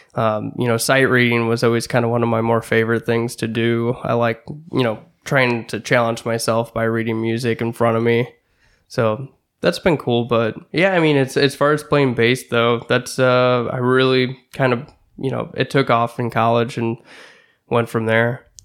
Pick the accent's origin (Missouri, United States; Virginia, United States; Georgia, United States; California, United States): Missouri, United States; Washington; also born or lived in Bellefontaine Neighbors, Missouri; I grew up in Belle Fontaine, uh, until I was nine, and then we moved out to Washington